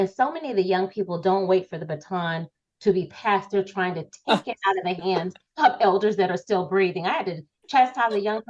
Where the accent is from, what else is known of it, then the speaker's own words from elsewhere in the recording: Florida, United States; also born or lived in Georgia; I'm from Florida, right?